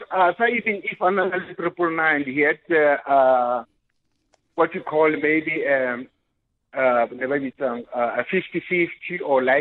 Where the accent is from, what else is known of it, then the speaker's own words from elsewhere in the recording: Rustenburg, North West, South Africa; moved away; also born or lived in Soweto; I grew up in Rustenburg